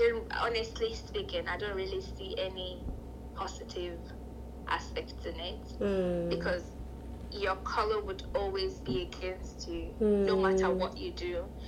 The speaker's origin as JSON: {"language": "English", "country": "Nigeria", "also_born_or_lived": "China / United Kingdom", "moved": "yes", "said": "if you're coming from Nigeria, we didn't really identify, we don't have any sort of identity in Nigeria, because all of us we're all just blacks, we're all just Nigerians"}